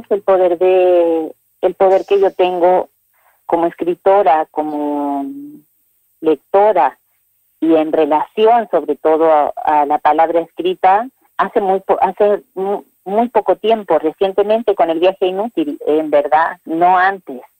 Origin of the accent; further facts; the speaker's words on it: La Falda, Córdoba, Argentina; also born or lived in Puerta Grande / Los Sauces; yo nací en La Falda, estuve mucho tiempo viviendo de aquí para allá porque, bueno, mis padres eh, no tenían casa propia